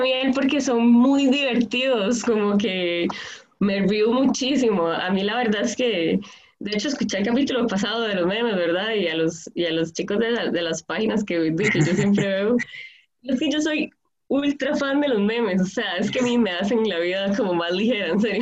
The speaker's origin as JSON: {"language": "Spanish", "town": "Palmares", "region": "Alajuela", "country": "Costa Rica", "said": "trabajo mucho en Palmares, soy de Palmares, Occidente"}